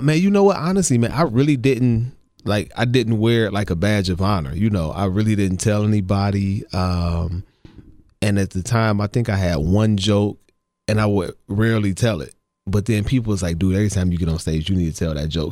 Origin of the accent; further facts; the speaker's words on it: Ohio, United States; growing up in Ohio